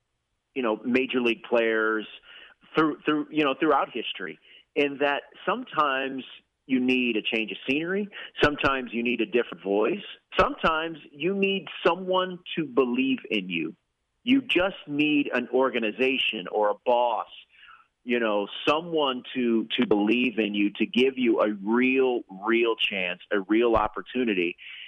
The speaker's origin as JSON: {"language": "English", "town": "Houston", "region": "Texas", "country": "United States", "tie": "born or raised there", "said": "I grew up in Houston"}